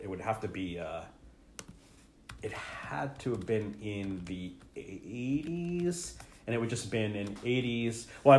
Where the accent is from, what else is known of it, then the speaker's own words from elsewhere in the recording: New Jersey, United States; when we grew up in Jersey